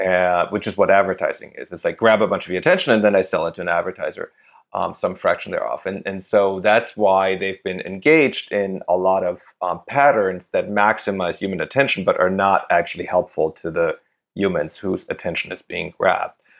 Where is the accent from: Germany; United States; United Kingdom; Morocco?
Germany; moved away; That's where I grew up.